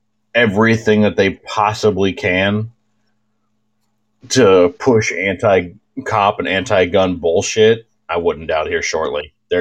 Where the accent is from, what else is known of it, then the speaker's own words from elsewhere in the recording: South Dakota, United States; I'm from South Dakota.